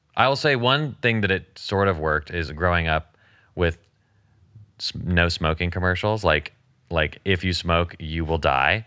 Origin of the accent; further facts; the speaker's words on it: the South, United States; I was raised in the South and, in Christianity